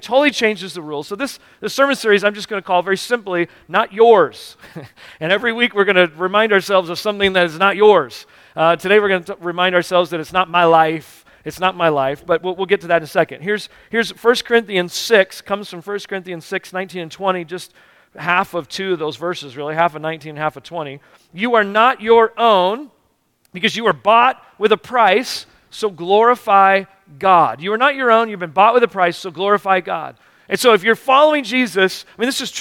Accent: United States; we're Americans

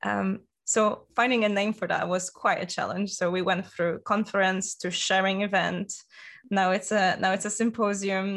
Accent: Wrocław, Lower Silesian Voivodeship, Poland; English is a second language; moved away as an adult; also born or lived in Copenhagen, Denmark; now in Glasgow, United Kingdom; my hometown in Wrocław.

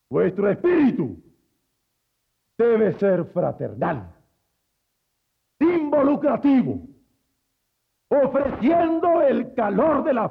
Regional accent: Mexico

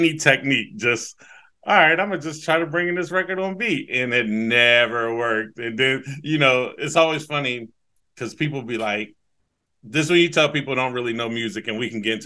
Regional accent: Newark, Ohio, United States; now in Columbus, United States; I am from the east end of Newark, Ohio, 740.

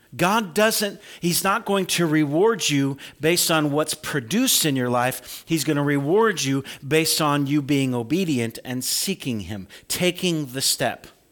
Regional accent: Farmer City, Illinois, United States; moved away; growing up in Farmer City

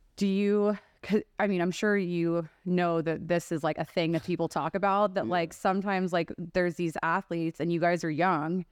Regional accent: Texas, United States; moved away as an adult; now in Las Vegas, United States; growing up in Texas too, lends itself to that. Like I've been here for 12 years

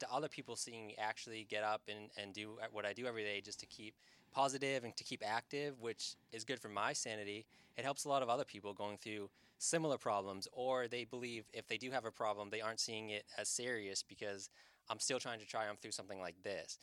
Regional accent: Hull, Massachusetts, United States; also born or lived in Boston, Massachusetts / Revere, Massachusetts / Saugus, Massachusetts; I'm from South Shore, Massachusetts

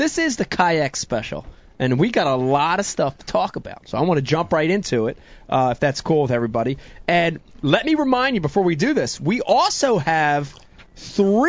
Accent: Runnemede, New Jersey, United States; Growing up in South Jersey, you learn to fish out of a small boat

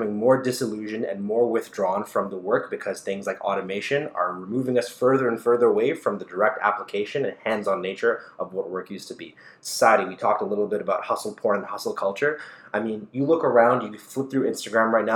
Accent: Toronto, Ontario, Canada; a young kid growing up in Scarborough

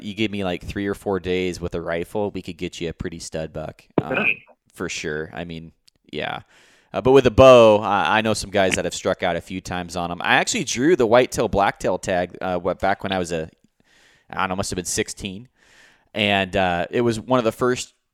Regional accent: Roseburg, Oregon, United States; I grew up in Roseburg here

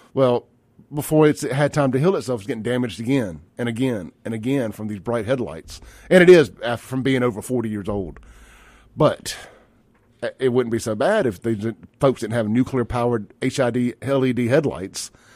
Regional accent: Jackson, Mississippi, United States; I'm from South Jackson

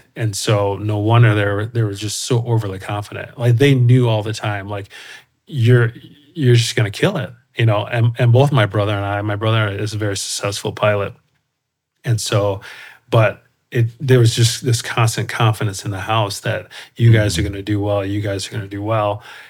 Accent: Colorado Springs, Colorado, United States; So we moved around quite a bit when I was little. I was a military family, but then settled in Colorado Springs and pretty much had most of my childhood there in Colorado Springs.

